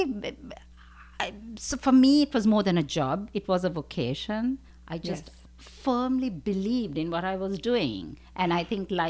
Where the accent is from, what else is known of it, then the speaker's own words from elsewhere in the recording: Sri Lanka; moved away as an adult; I'm originally from Sri Lanka.